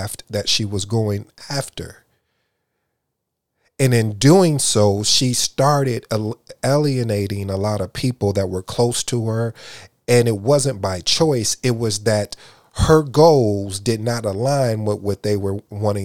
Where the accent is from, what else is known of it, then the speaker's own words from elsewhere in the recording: Jamaica; I'm Jamaican